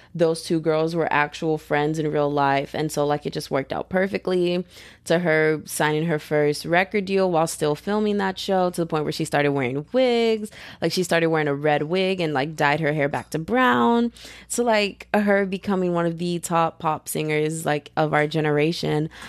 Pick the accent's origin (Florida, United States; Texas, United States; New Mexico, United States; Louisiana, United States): Texas, United States; I'm from Texas. I'm a Texas girl